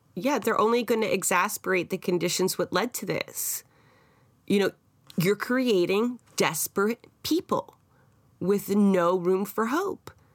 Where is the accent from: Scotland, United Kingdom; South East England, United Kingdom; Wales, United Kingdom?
Scotland, United Kingdom; now in Canada; I am Scottish, and I was also raised to understand the resistance that went there against the English